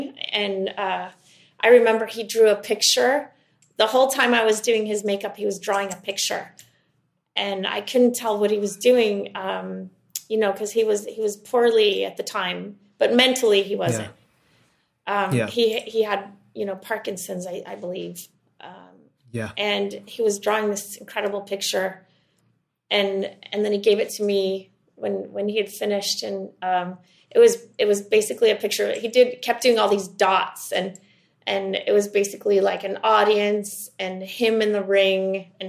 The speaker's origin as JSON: {"language": "English", "country": "Sweden", "tie": "born or raised there", "also_born_or_lived": "Switzerland", "moved": "as an adult", "said": "I grew up in Sweden"}